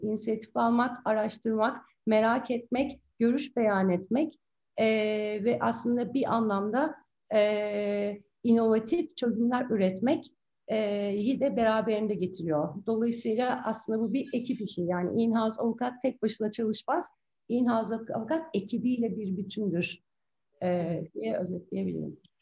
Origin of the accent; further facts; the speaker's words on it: Istanbul, Turkey; İstanbul doğumluyum 1974